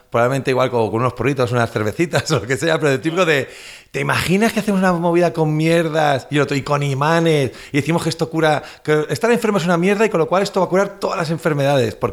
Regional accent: Valencian Community, Spain; yo también soy valenciano

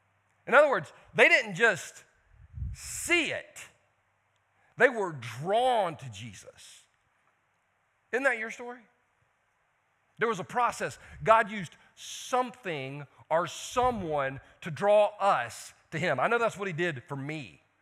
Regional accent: Belton, United States; I'm from Belton. Okay, other than that standpipe thing, y'all ain't got anything in Belton.

